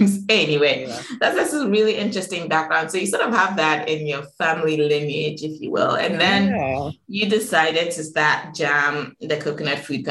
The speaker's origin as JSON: {"language": "English", "town": "Accra", "region": "Greater Accra", "country": "Ghana", "tie": "born or raised there", "said": "Growing up in Accra, even, which is also a concrete jungle of its own"}